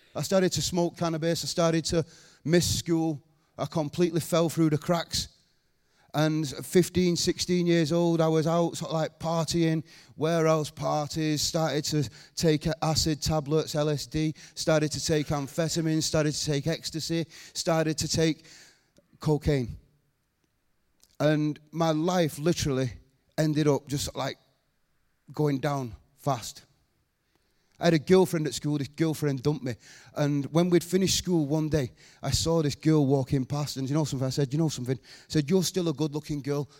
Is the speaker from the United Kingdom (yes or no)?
yes; Rochdale, North West England, United Kingdom; I was born in Rochdale.